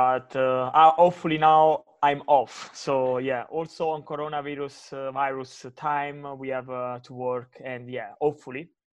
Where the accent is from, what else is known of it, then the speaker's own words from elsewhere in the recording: Sessa Aurunca, Campania, Italy; English is a second language; moved away; And I'm really proud to say that I'm from Sessarunca, which is a town of 14,000 people.